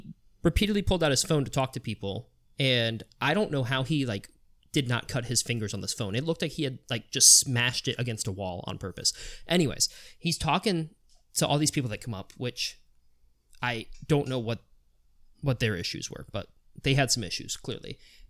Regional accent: Virginia, United States; now in Worcester, United States; oh, you know, I'm from Virginia, but moved to Worcester.

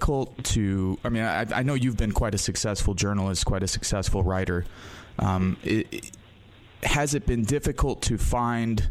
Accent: Michigan City, Indiana, United States; also born or lived in Chicago; I grew up in the Midwest. My family's from the southeast side of Chicago. We moved to a sort of deindustrialized Rust Belt area here in northwest Indiana in a town called Michigan City

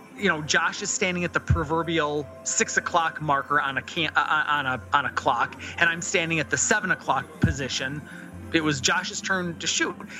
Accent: Southwest Michigan, United States; 269 is the area code of the area of which I grew up in in Southwest Michigan

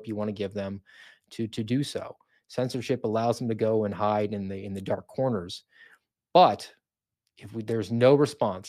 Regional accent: Florida, United States; they're in my home state

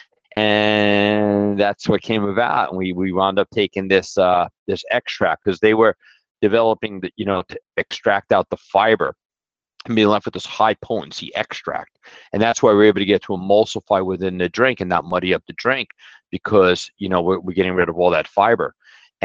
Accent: New York City, New York, United States; moved away; I grew up in Brooklyn

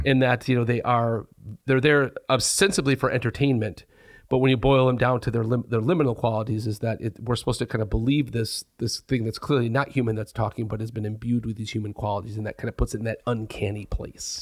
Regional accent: Jenison, Michigan, United States; I grew up in Jenison, which is maybe a half hour from Hollywood

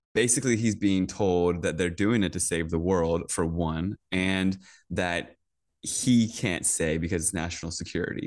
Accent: Northern Virginia, United States; I grew up in Virginia, in Northern Virginia, um, right outside D C

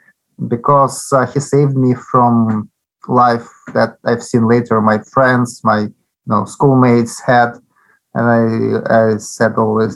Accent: Zaporizhzhia, Zaporizhzhia Oblast, Ukraine; English is a second language; I was born in Zaporozhye

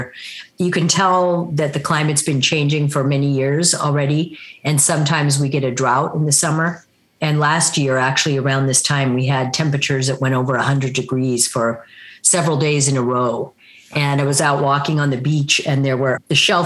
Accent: Pacific Northwest, Washington, United States; I come from the Lummi and Tsleil-Waututh peoples in the Pacific Northwest, the state of Washington

